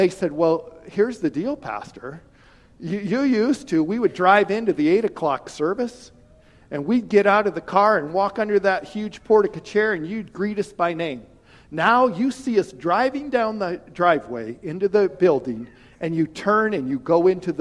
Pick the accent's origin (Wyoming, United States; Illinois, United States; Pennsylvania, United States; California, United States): Wyoming, United States; I'm from an ag area. I'm from Wyoming